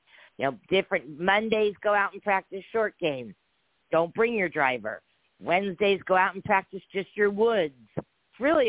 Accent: San Diego, California, United States; I'm born and raised in San Diego

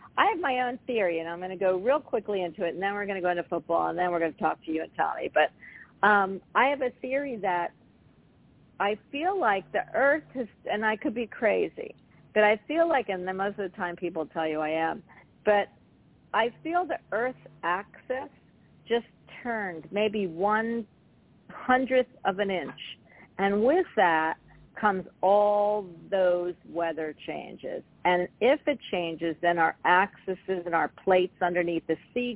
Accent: Philadelphia, Pennsylvania, United States; moved away as an adult; now in Florida, United States; I'm from Philadelphia. I'm a city girl.

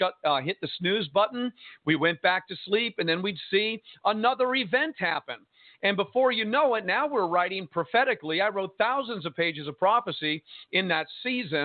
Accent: Jersey City, New Jersey, United States; also born or lived in San Diego, California; now in Arkansas, United States; I was born and raised in Jersey City, New Jersey

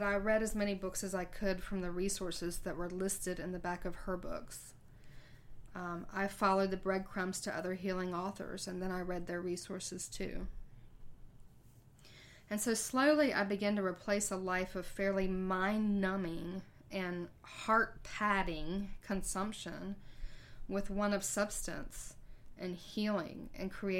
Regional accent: Myrtle Beach, South Carolina, United States; moved away as an adult; my hometown of Myrtle Beach

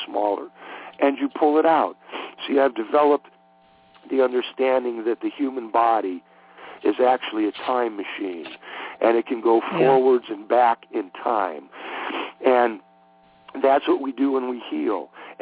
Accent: Cleveland, Ohio, United States; moved away; I grew up in Cleveland, Ohio

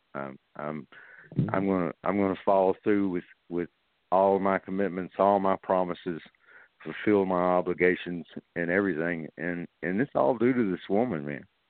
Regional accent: North Little Rock, Arkansas, United States; I was raised up in Lakewood, North Little Rock

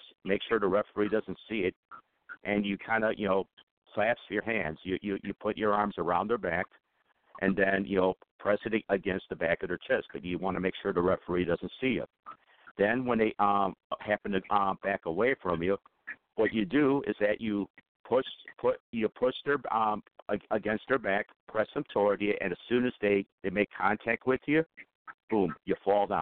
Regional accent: Chicago, Illinois, United States; I'm from the Chicago area

